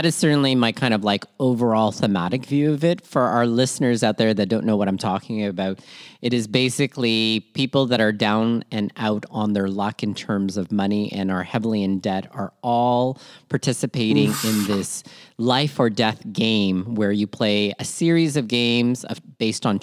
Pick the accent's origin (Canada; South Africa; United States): Canada; Toronto, Ontario; also born or lived in Manila, Philippines; born in Manila, Philippines, raised in Toronto, Canada, and schooled all over southwestern Ontario.